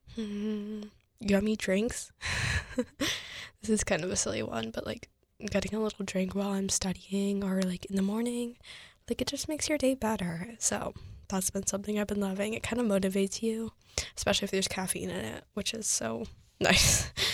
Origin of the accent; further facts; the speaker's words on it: United States; I'm Asian American, I'm fifty percent Korean, fifty percent Caucasian